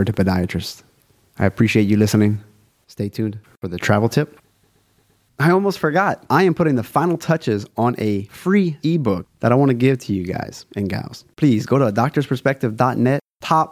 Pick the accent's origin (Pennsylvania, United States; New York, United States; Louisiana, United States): Louisiana, United States; South; I'm from South Louisiana, aka Cajun Country. I am a Cajun.